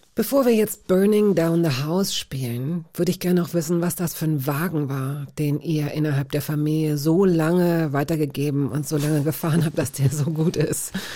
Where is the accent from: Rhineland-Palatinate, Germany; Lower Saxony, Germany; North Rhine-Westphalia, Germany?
Lower Saxony, Germany; Hanover; ich bin sozusagen im Jena des Westens groß geworden in Hannover